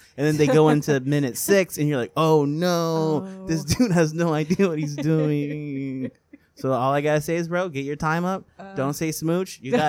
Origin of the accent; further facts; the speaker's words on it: Northern California, United States; I'm from Northern California